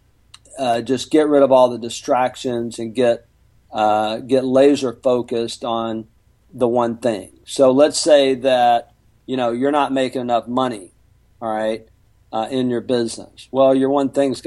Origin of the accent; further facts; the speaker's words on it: Mobile, Alabama, United States; moved away as an adult; now in Houston, United States; I'm from Mobile, Alabama